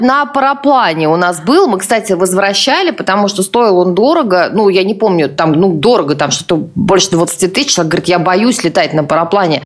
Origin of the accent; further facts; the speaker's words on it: Tula, Tula Oblast, Russia; мой родной город, Тула